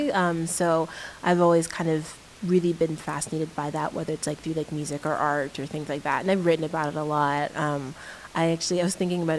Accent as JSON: {"language": "English", "town": "Chicago", "region": "Illinois", "country": "United States", "tie": "born or raised there", "said": "I'm from the north, right? I'm from Chicago. Like I grew up on the west side"}